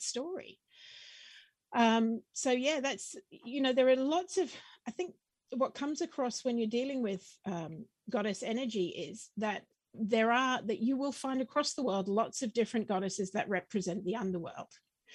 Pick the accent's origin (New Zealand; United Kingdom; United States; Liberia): New Zealand; Wellington; I grew up in New Zealand. My teenage years were spent in Wellington, bottom of the North Island.